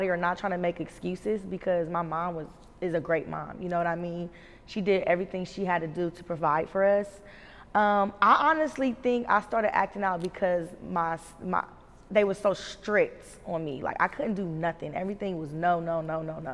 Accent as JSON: {"language": "English", "town": "Columbus", "region": "Ohio", "country": "United States", "tie": "born or raised there", "moved": "as an adult", "said": "born and raised to about 4 years ago"}